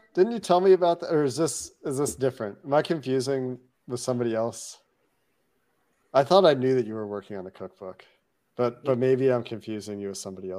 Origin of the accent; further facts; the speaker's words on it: Cincinnati, Ohio, United States; moved away as an adult; also born or lived in Chicago, Illinois; now in Canada; I was born outside of Chicago, lived there for 2 weeks before I moved to Cincinnati as a two-week-old. Lived in Cincinnati as a kid until college, and then I haven't been back to live as an adult.